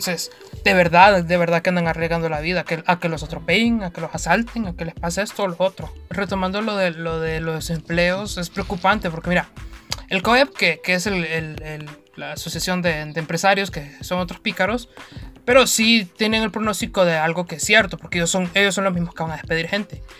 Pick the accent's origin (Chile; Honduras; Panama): Honduras; uno siendo hondureño